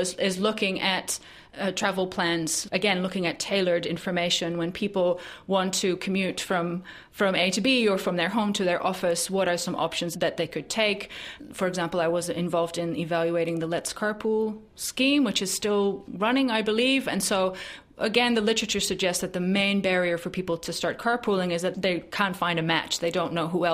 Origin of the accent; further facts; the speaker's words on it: Netherlands; moved away; my home country in the Netherlands